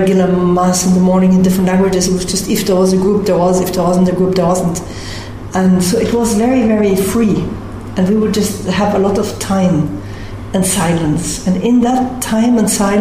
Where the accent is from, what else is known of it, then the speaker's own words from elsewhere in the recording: Munich, Bavaria, Germany; moved away as an adult; now in Medjugorje, Bosnia and Herzegovina; I was born in Munich.